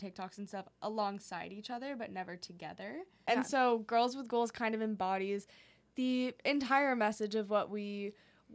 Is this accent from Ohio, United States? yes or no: no; New Hampshire, United States; also born or lived in Hong Kong; we moved when we were 10 and then did, like, fifth grade and middle school in an international school in Hong Kong. And then we came back to New Hampshire for high school